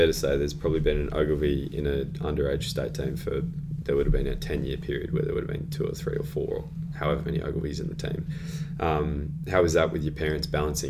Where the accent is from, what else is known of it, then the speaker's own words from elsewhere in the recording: Sydney, New South Wales, Australia; also born or lived in Adelaide; I grew up in Sydney